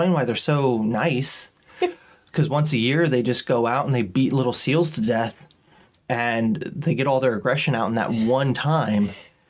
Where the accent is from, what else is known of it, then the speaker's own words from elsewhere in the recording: Kansas, United States; also born or lived in England; growing up in Kansas